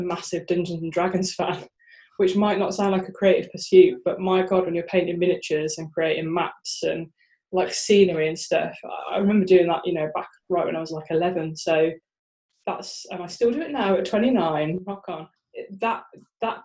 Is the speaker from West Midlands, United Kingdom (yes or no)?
yes; Birmingham, West Midlands, United Kingdom; now in Sheffield, United Kingdom; I live in Sheffield now. But I was born and raised in Birmingham. So to all my Brummie brethren out there, rock on